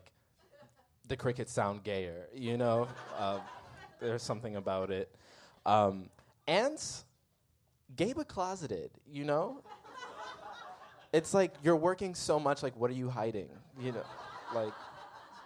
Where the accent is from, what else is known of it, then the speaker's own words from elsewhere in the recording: Midwest, United States; I'm from the Midwest